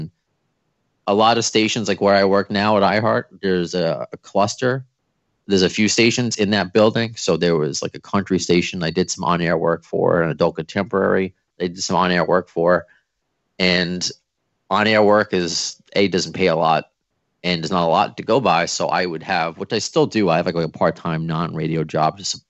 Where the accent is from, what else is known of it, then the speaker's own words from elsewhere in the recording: New York, United States; moved away as an adult; also born or lived in Long Island, New York / Cape Cod, Massachusetts; Okay. So I'm from New York. I don't know if you could tell by my accent or at least my jersey.